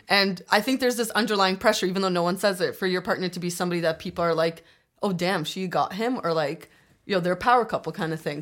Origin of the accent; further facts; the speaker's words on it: Toronto, Ontario, Canada; also born or lived in Scarborough, Toronto / Albania; I grew up in Don Mills, but then I moved to Scarborough